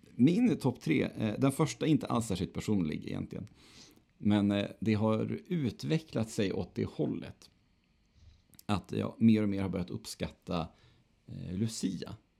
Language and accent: Swedish; Örnsköldsvik, Västernorrland County, Sweden; now in Gothenburg, Sweden; man har mellandagen och nyår hemma i Övik